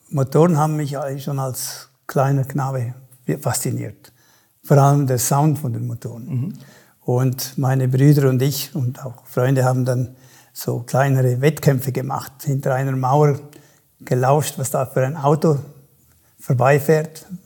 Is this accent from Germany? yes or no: no; Chur, Graubünden, Switzerland; Nur, da ich, wo ich aufgewachsen bin, in Kur war natürlich nichts los.